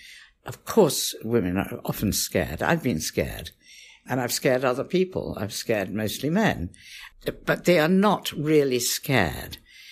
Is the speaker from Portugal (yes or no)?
no; Pakistan; born there; also born or lived in India; And I was born in Pakistan and lived in India.